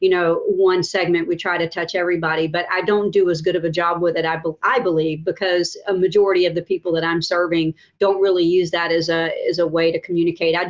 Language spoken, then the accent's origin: English; Pensacola, Florida, United States; I grew up in Wedgwood. I went to Wedgwood Middle School, and my dad still lives in the home